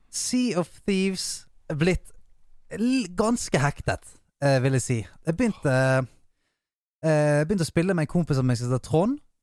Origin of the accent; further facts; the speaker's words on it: Bergen, Vestland, Norway; jeg er bergenser